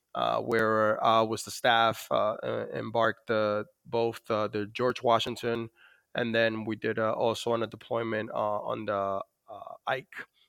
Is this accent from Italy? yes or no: no; Dominican Republic; born or raised there; moved away